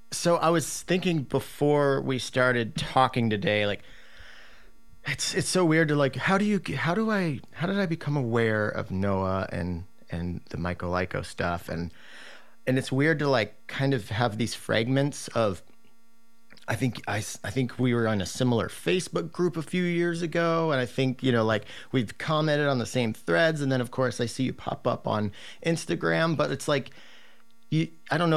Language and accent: English; Massachusetts, United States; Yeah, I grew up in Massachusetts.